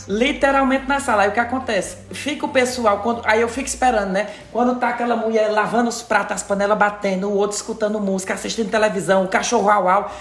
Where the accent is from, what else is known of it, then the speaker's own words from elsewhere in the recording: Ceará, Brazil; moved away; eu sou do Ceará